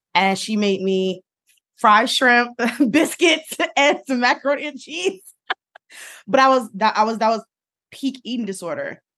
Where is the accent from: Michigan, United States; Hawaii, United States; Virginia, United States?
Michigan, United States; Detroit; growing up in Detroit